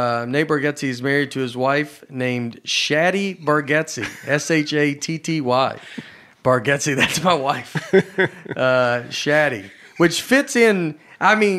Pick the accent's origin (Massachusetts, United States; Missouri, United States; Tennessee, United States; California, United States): Tennessee, United States; Old Hickory; also born or lived in Nashville, Tennessee; I'm from Old Hickory, Tennessee, and was also raised there